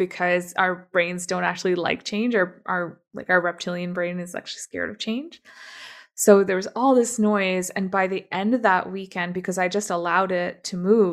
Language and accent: English; Toronto, Ontario, Canada; moved away as an adult; also born or lived in Middle East; now in Burnaby, Canada; I actually grew up in Toronto